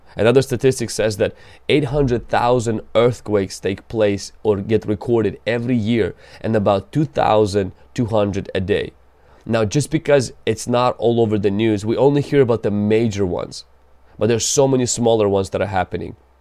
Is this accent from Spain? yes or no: no; Ukraine; I come from Ukraine